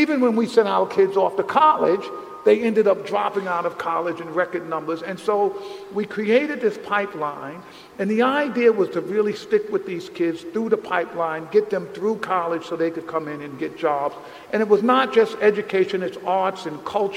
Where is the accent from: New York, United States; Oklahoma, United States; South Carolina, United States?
New York, United States; New York City; the conditions I grew up in the South Bronx